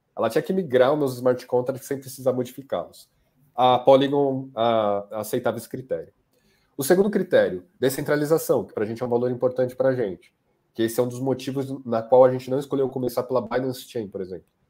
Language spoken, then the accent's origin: Portuguese; Brazil; sendo brasileiro